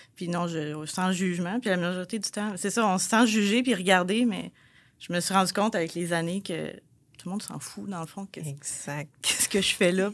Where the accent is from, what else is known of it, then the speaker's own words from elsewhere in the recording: Repentigny, Quebec, Canada; je viens de Repentigny